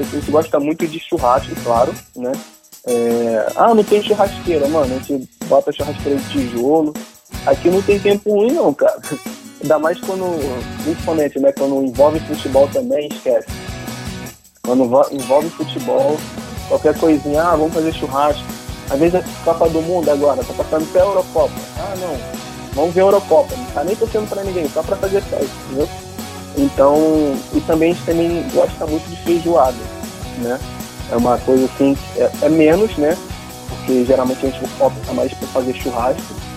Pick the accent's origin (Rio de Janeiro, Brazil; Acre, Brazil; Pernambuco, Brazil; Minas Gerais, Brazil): Rio de Janeiro, Brazil; sou carioca, nasci no Rio